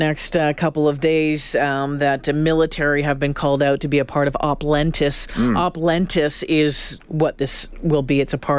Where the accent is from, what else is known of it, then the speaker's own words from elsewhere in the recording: Northern Ontario, Canada; now in Alberta, Canada; Growing up in Northern Ontario